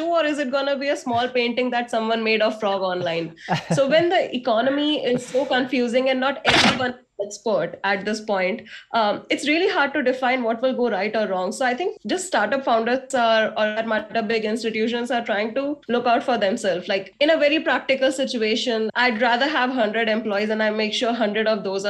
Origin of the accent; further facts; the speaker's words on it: India; You look at yourself as an Indian